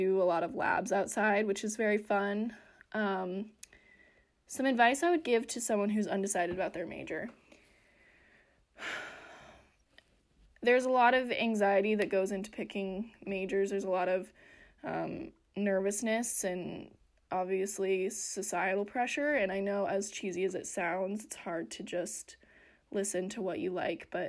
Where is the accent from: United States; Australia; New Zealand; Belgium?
United States; Western Colorado; I grew up in Western Colorado